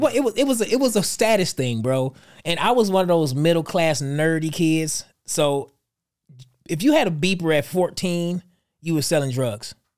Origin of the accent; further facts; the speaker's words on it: Detroit, Michigan, United States; moved away; Detroit's my hometown